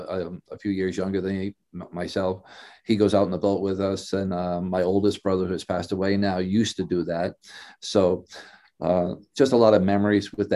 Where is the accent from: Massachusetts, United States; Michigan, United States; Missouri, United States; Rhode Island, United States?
Rhode Island, United States; Providence; I was from Providence